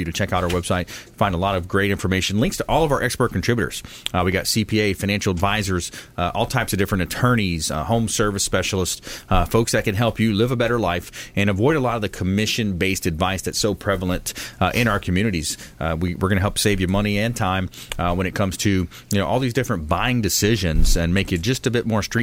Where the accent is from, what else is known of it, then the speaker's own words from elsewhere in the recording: South Florida, United States; I'm from South Florida. I'm from a small town. I used to go hunting and fishing down there in the Everglades growing up. I mean, I grew up in the, you know, the South, you know, South Florida